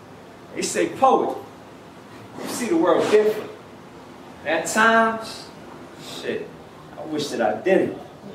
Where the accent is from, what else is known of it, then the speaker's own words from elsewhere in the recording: New York City, New York, United States; Stands for Putting Out Eternal Thoughts. And I came all the way from Harlem.